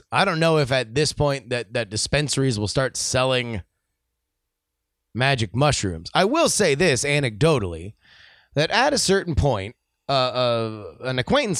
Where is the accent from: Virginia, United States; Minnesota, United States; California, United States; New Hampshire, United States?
California, United States; As an elementary school kid growing up in the Bay, we used to play the game butts up occasionally.